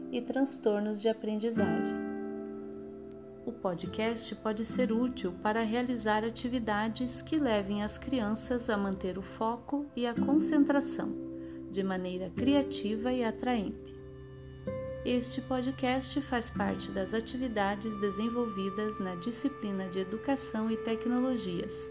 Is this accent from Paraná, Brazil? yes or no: yes; Guarapuava, Paraná, Brazil; é …, sou de Guarapuava, Paraná.⟧ Estou cursando Pedagogia na Unicentro.